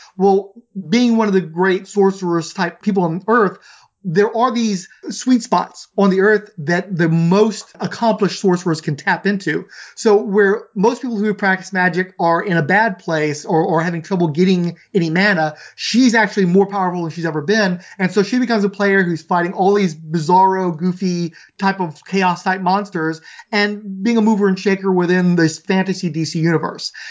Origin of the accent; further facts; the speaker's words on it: Houston, Texas, United States; I grew up in Southeast Houston.